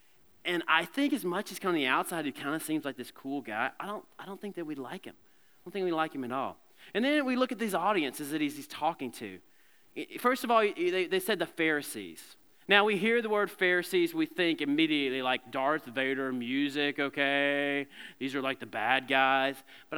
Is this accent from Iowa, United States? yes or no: no; Alabama, United States; And I'm from Alabama. What do you expect?